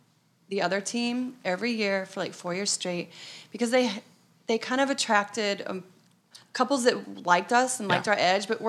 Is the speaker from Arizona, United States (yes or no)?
yes; Arizona, United States; moved away as an adult; now in New York, United States; No, we're from Arizona.